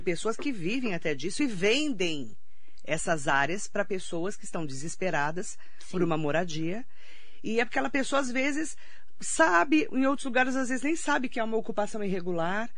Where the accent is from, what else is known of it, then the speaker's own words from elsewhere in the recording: Suzano, São Paulo, Brazil; eu sou de Suzano